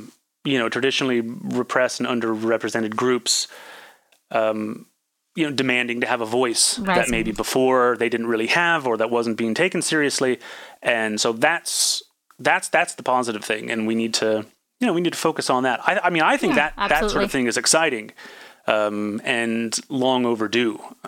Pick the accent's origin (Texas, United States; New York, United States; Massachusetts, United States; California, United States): California, United States; I mean, it's more diverse than the town I grew up in Northern California and a lot of other places.